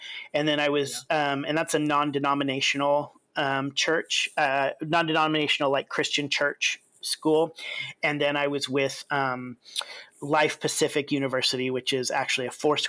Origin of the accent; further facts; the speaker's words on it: Kenya; And so, you know, I grew up in Kenya. Even when I was little, my parents were missionaries in Kenya.